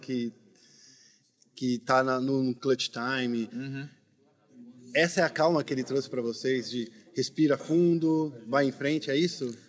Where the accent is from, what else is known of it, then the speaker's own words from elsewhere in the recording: Brazil; a gente é brasileiro